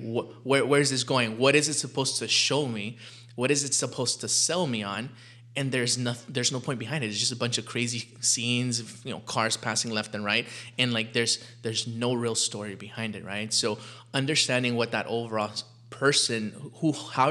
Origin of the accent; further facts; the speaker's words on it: Los Angeles, California, United States; we grew up poor in South LA.